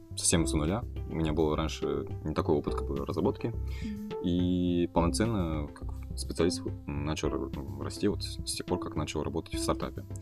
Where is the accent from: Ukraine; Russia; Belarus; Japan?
Japan; first language Kazakh; Russian is a second language; also born or lived in Kazakhstan; now in Berlin, Germany; я вырос в Японии. По обстоятельствам родителей